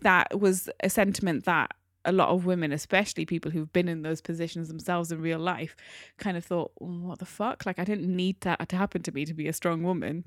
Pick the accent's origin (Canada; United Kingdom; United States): United Kingdom; we are British Asian, I'm part of the British Asian community.